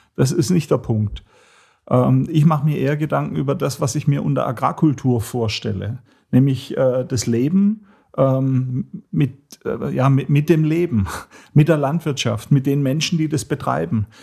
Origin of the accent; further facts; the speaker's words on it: Hohenlohe, Baden-Württemberg, Germany; Ich komme aus Nordwürttemberg, Hohenlohe